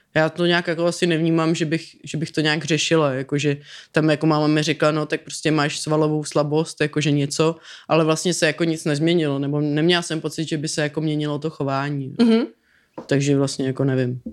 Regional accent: Prague, Czechia; já jsem Pražák

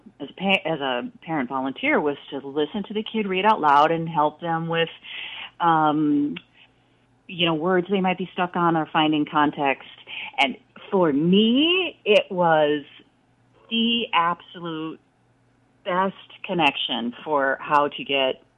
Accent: Richfield, Minnesota, United States; I grew up in Richfield, Minnesota, a suburb of the Twin Cities

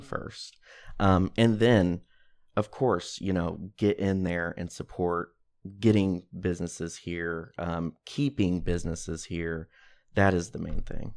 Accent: Greenville, Illinois, United States; also born or lived in Decatur, Illinois; I grew up in Greenville, lived here, went, you know, went to all the schools here, graduated from Greenville High School in twenty thirteen

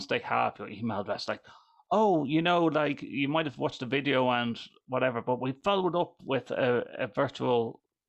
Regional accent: Ireland; I'm Irish. I'm Irish

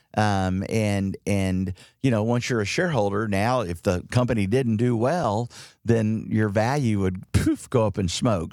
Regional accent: Dallas, Texas, United States; also born or lived in Houston / Fort Worth; J D knew I grew up in Dallas

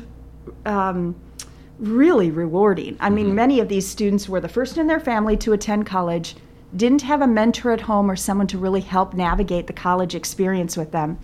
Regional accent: South Dakota, United States; moved away as an adult; also born or lived in Germany; now in Davenport, United States; I came back to South Dakota and sort of went home to my parents

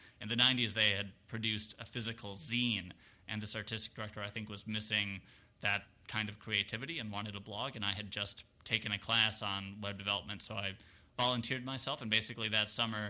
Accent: Milwaukee, Wisconsin, United States; also born or lived in Evanston / Chicago; So I was born in Milwaukee, Wisconsin, same home all the way from birth through graduating high school, and then to Northwestern University in Evanston, just north of Chicago, then moved to Chicago for 7 ye

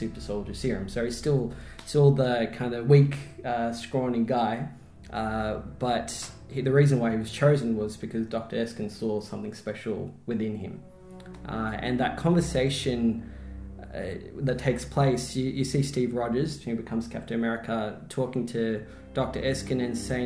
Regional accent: Melbourne, Victoria, Australia; I grew up in Melbourne, so I'm a Melbourne boy, born and bred

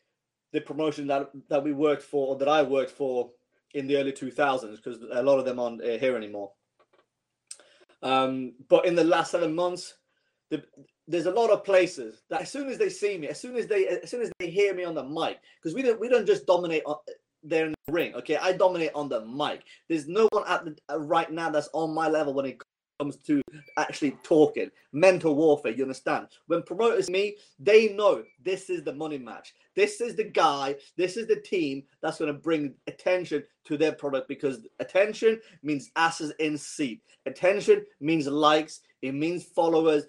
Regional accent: Iran; I'm from Iran

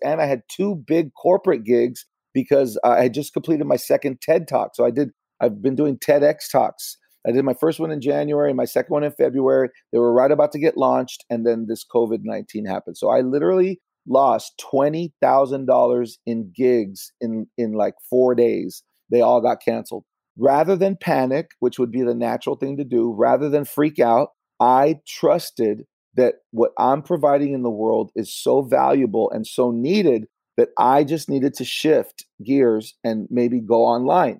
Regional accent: Los Angeles, California, United States; I grew up in LA with my single mom, and I did grow up in a Latino community

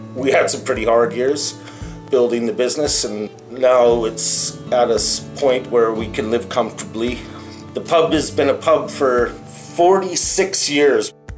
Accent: Salmon Arm, British Columbia, Canada; moved away as an adult; also born or lived in United Kingdom / Bull River, British Columbia; I was born and raised in Salmon Arm

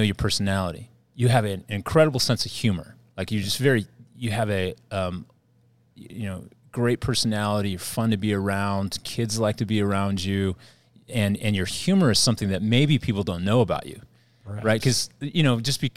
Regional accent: Redlands, California, United States; I grew up in Redlands

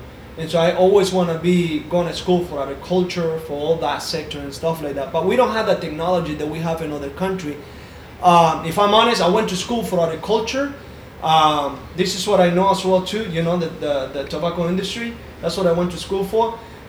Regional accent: Jalapa, Jinotega, Nicaragua; What was it like growing up in Nicaragua? {S0} Man, everything that I know is two things, right? So obviously it's coffee. And it's tobacco. That's what we do in Jalapa. Very rural area.

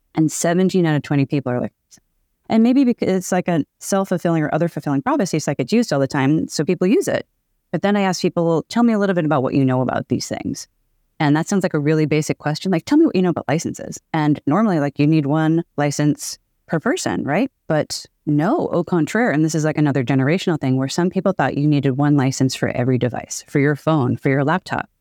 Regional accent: Boston, Massachusetts, United States; now in Seattle, United States; I'm from Boston. I live in Seattle

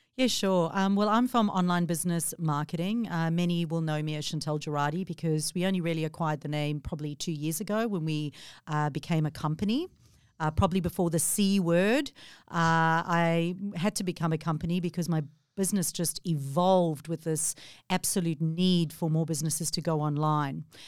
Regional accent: South Africa; moved away as an adult; now in Australia; 14 years ago, I moved from South Africa

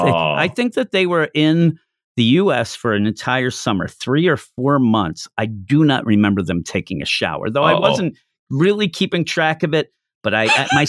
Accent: Philadelphia, Pennsylvania, United States; I'm from the East Coast of the U.S.

